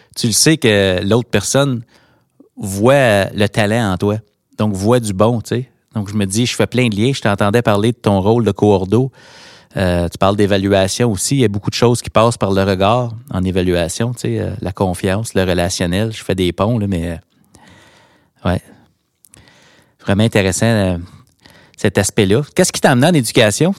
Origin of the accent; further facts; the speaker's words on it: Hawkesbury, Ontario, Canada; là où je me trouve, là où j'ai grandi pour les Hawks de Hawkesbury